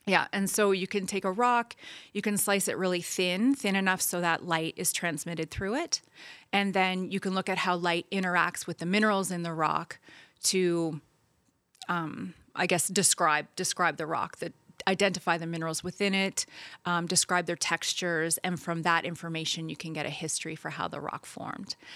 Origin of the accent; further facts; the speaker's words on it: New Brunswick, Canada; I grew up in New Brunswick